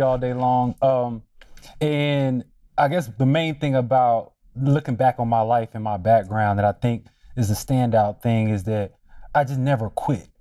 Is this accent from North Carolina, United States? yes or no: yes; Durham, North Carolina, United States; moved away as an adult; also born or lived in Washington, D.C.; growing up in Durham